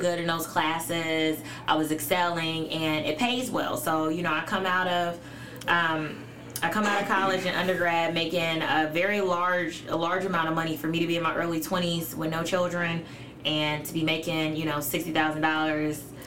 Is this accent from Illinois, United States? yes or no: yes; Chicago, Illinois, United States; also born or lived in Elgin, Illinois; I was born in Elgin, but moved. My parents moved. Well, my mom moved to Chicago when I was a month old